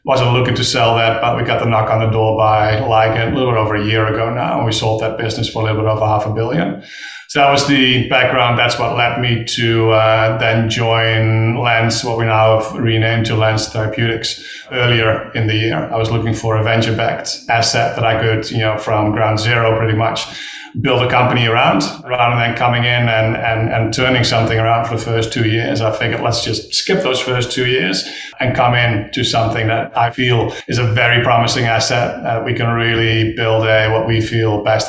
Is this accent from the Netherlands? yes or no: yes; Netherlands; English is a second language; now in United States; Dutch national, still am, but studied partly in Australia.